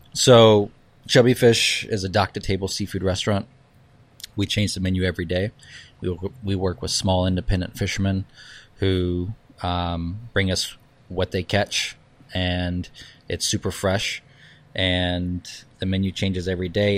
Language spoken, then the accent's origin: English; Charleston, South Carolina, United States; moved away; also born or lived in New York / San Francisco; I was born in Charleston